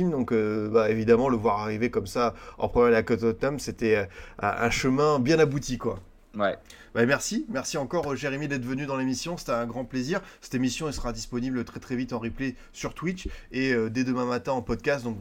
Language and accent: French; Bordeaux, Nouvelle-Aquitaine, France; qui m'avait bien plu en tant que Bordelais, donc ça fait bien plaisir.